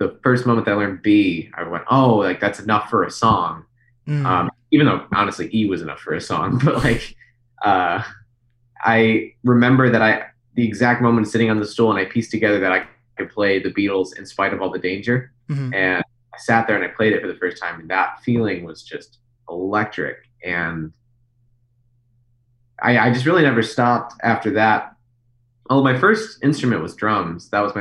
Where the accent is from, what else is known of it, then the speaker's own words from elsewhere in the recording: Plainfield, Illinois, United States; also born or lived in Aurora, Illinois; I grew up in Illinois. I was born in Aurora. I lived in Plainfield, Illinois